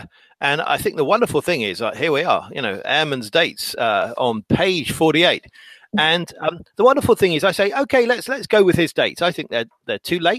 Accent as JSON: {"language": "English", "region": "England", "country": "United Kingdom", "said": "I'm English"}